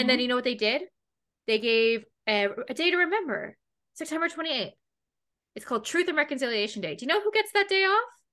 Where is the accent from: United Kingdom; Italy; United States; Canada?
Canada; as a Canadian girl